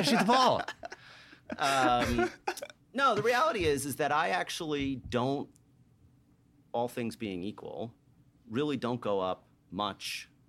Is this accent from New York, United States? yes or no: yes; New York, United States; moved away as an adult; now in Atlanta, United States; So I came from New York, came to Atlanta, was an undergrad here in college